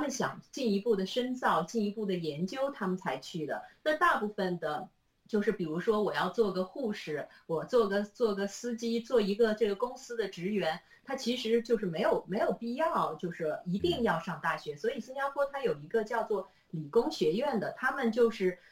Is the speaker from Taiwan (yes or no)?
no; China; 我们中国人